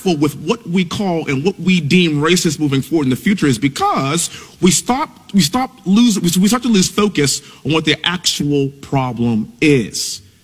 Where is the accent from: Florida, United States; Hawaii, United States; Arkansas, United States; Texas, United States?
Texas, United States; born and raised in Texas, living in Houston